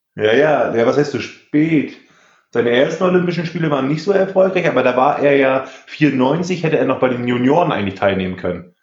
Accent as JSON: {"language": "German", "region": "East Germany", "country": "Germany", "said": "ich bin selber Ossi"}